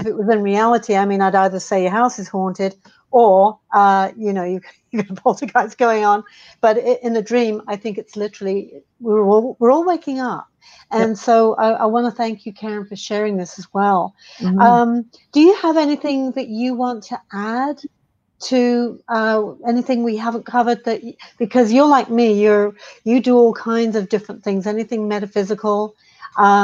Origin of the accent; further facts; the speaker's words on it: United Kingdom; being a Brit